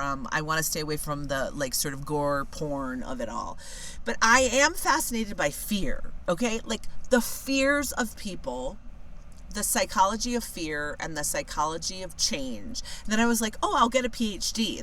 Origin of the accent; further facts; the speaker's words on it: California, United States; back in my home state of California